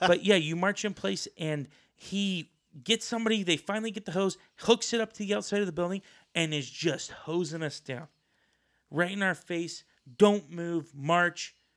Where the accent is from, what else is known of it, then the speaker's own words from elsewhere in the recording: Boise, Idaho, United States; I'm from Boise, Idaho